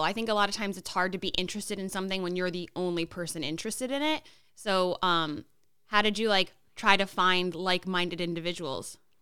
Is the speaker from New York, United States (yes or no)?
no; Connecticut, United States; moved away; we're both from Connecticut